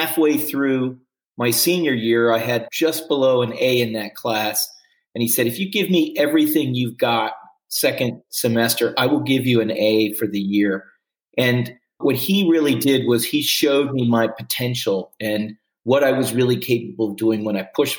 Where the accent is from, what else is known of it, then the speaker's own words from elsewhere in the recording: Washington, District of Columbia, United States; I grew up in Washington, D.C.